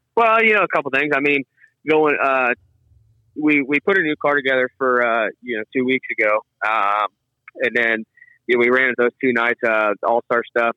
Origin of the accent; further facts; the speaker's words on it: Indianapolis, Indiana, United States; I'm from Indianapolis